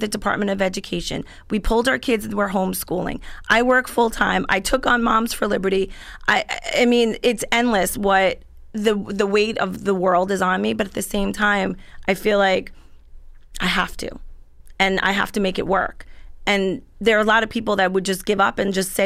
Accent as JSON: {"language": "English", "town": "Central Islip", "region": "New York", "country": "United States", "tie": "born or raised there", "said": "I grew up in Central Islip"}